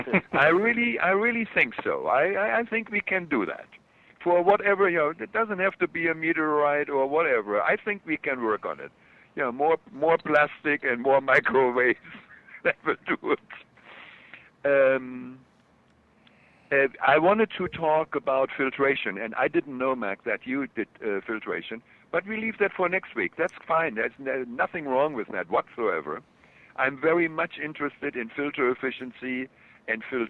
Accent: Germany; accent: German; my German accent comes through

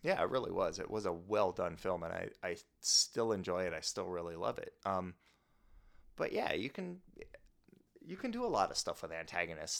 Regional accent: Midwest, United States; moved away; I grew up in the Midwest

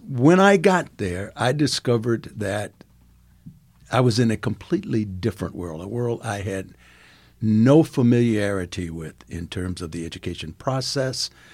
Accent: Farmville, Virginia, United States; also born or lived in South Africa; now in Gahanna, United States; I grew up in Virginia

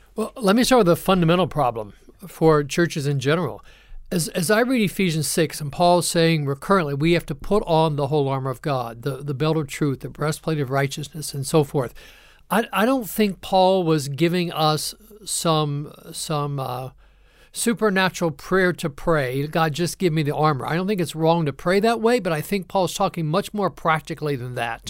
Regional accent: Ohio, United States; moved away as an adult; also born or lived in Kentucky; now in North Carolina, United States; I'm also a transplant here to North Carolina. I grew up in Ohio

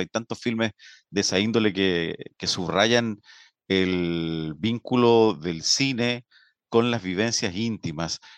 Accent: Linares, Maule, Chile; moved away as an adult; now in Concepción, Chile; soy linarense, pero me siento penquista de adopción

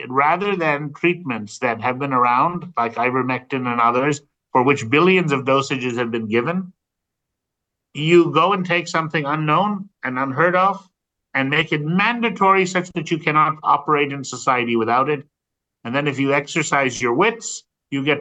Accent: United States; my home country of the U.S.

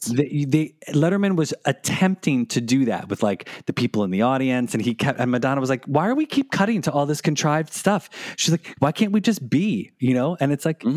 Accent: United States; accent: American; my awful American accent

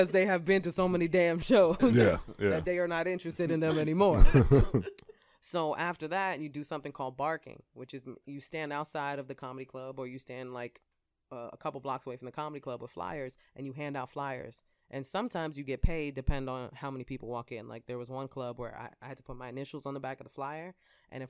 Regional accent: New York City, New York, United States; I started off a poor Puerto Rican child in the South Bronx. I grew up in the South Bronx

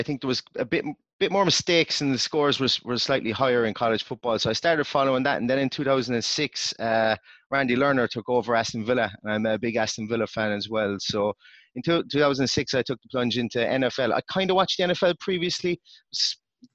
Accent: Limerick, Munster, Ireland; now in Galway, Ireland; I moved up here, but originally from a place called Limerick

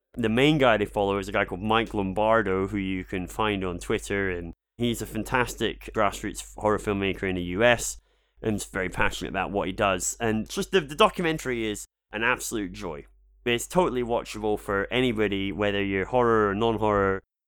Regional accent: Scotland, United Kingdom; I'm Scottish.

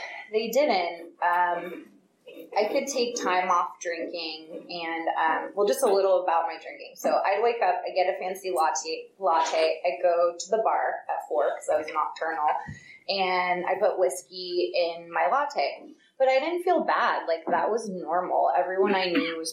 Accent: Piedmont, California, United States; also born or lived in San Francisco; I was born in San Francisco, grew up in Piedmont

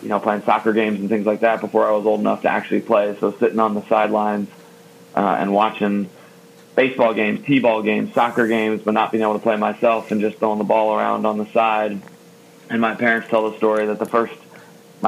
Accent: Rockville, Maryland, United States; also born or lived in Washington, D.C.; I was born in Washington, D.C. and grew up in Rockville, Maryland

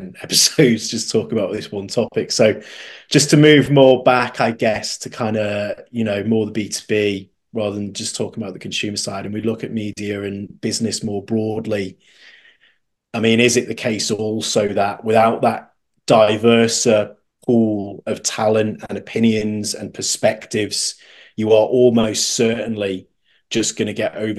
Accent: United Kingdom; as a Brit

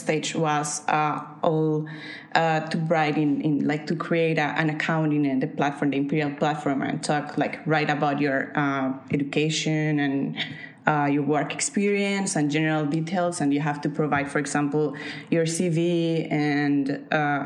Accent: Colombia; moved away as an adult; now in United Kingdom; I was working full-time in my home country, in Colombia

